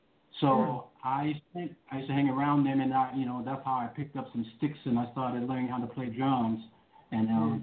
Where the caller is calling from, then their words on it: Chicago, Illinois, United States; I am calling from the great city of Chicago, Illinois, just south of Chicago, actually about 40 miles, but that's still considered Chicago.